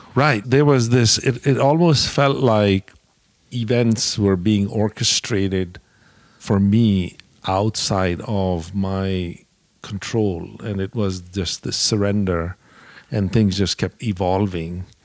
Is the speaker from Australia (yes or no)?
no; India; moved away as an adult; also born or lived in Dallas, United States; now in United States; I grew up in India